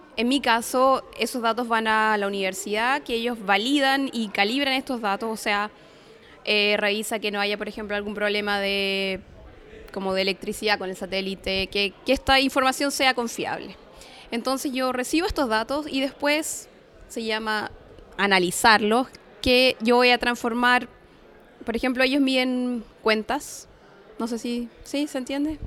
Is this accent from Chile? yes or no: yes; Chile; moved away as an adult; yo me fui de Chile hace seis años